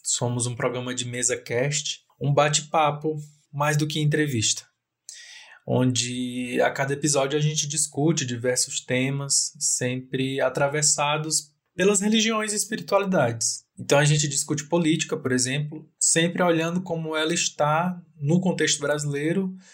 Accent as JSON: {"language": "Portuguese", "town": "Chorozinho", "region": "Ceará", "country": "Brazil", "tie": "born or raised there", "moved": "yes", "lives_now": "Brasília, Brazil", "said": "Sou um homem negro, gay, cearense, natural da cidade de Chorozinho, interior do Ceará, porém atualmente estou morando em Brasília."}